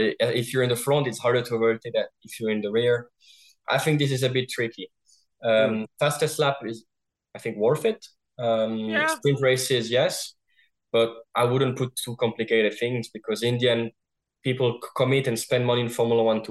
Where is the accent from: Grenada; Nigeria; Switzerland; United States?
Switzerland; I'm from Switzerland. There's what, 7 million people